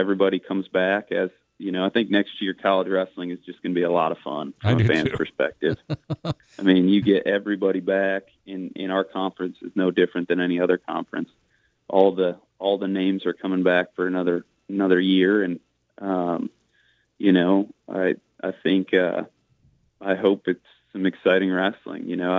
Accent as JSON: {"language": "English", "region": "Northeast", "country": "United States", "moved": "as an adult", "lives_now": "Charleston, United States", "said": "I'm from the Northeast."}